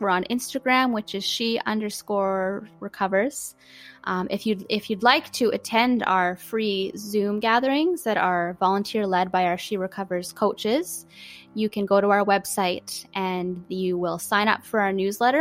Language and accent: English; Canada; being Canadian as well